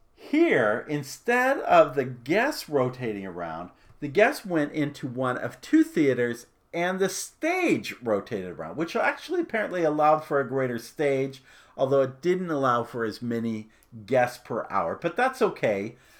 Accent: Arizona, United States; I grew up in Arizona

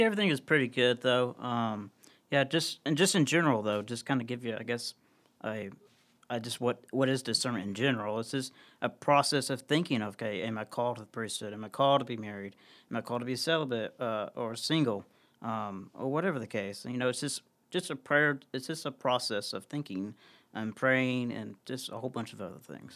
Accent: Columbia, Tennessee, United States; growing up in Columbia, I, uh, at, at the, at the, uh, Catholic parish there, Saint Catherine's, I grew up serving on the altar.

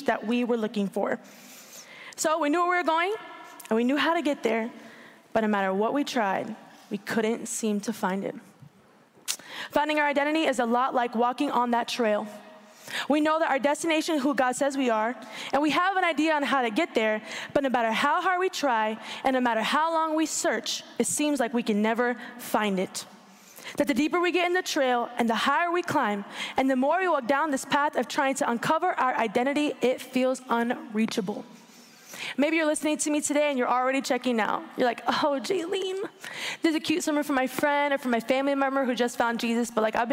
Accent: Orlando, Florida, United States; I was born and raised in Orlando, Florida

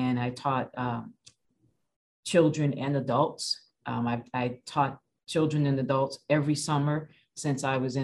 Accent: Chicago, Illinois, United States; also born or lived in Washington, District of Columbia, United States; now in Massachusetts, United States; I am from Chicago, and most of my family is in and from Mississippi. So I really am a transplant to Massachusetts

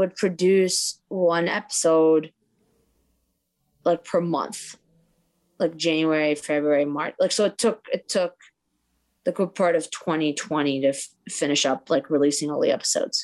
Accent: Boston, Massachusetts, United States; also born or lived in Maryland; growing up in Boston

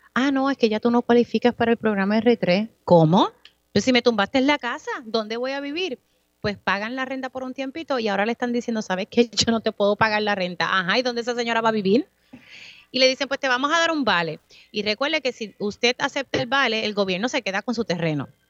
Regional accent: Utuado, Puerto Rico; mi pueblo de Utuado

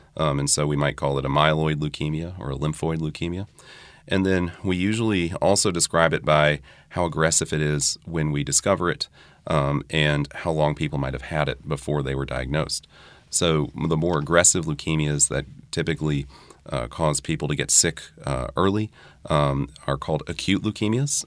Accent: New Orleans, Louisiana, United States; also born or lived in Durham, North Carolina; I grew up here. I earned my medical degree at L S U in New Orleans

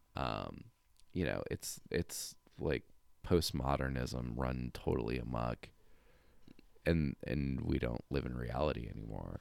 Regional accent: California, United States; I grew up in California

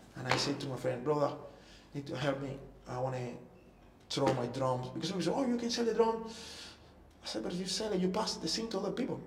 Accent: Cuba; English is a second language; moved away as an adult; also born or lived in Toronto, Canada / Vancouver, Canada / Singapore; I came from Cuba to Toronto. Toronto, we moved. I moved to Vancouver.

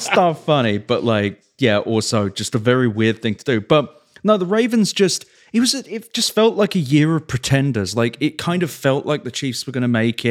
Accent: England, United Kingdom; also born or lived in Oakland; now in Las Vegas, United States; growing up in England

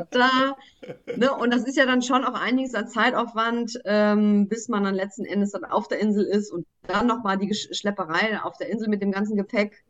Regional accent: Bielefeld, North Rhine-Westphalia, Germany; ich bin ja auch in Bielefeld geboren

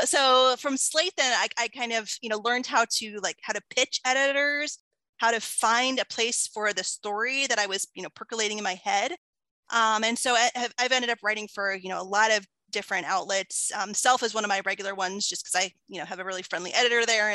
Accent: Findlay, Ohio, United States; I was living in my hometown of Findlay, which is like a small, you know, small town

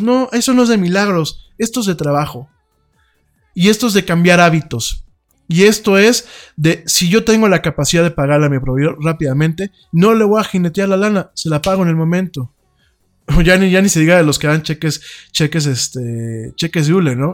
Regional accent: Mexico; yo soy mexicano, a mucha honra, orgullosamente mexicano

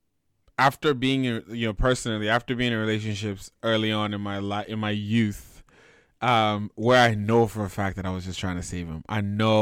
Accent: Nigeria; as a Nigerian man

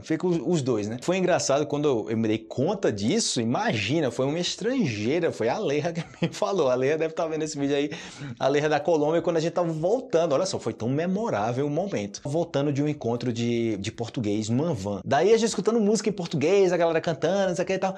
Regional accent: Brazil; eu sou do Brasil, eu ensino português

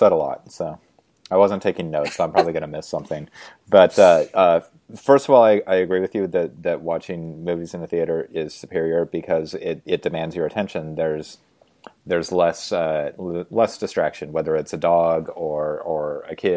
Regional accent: Spokane, Washington, United States; I grew up in Spokane in the 1980s

